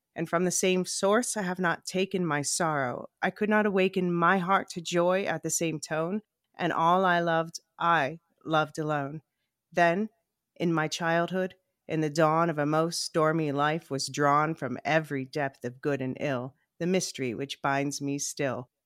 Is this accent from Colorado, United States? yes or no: no; Philadelphia, Pennsylvania, United States; we grew up in Philadelphia